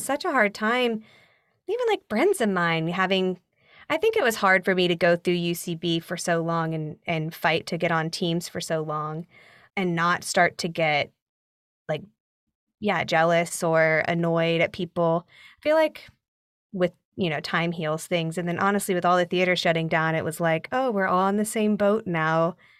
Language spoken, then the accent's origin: English; Nashville, Tennessee, United States; moved away as an adult; also born or lived in Chapel Hill, North Carolina; now in New York, United States; I did regional theater growing up in Nashville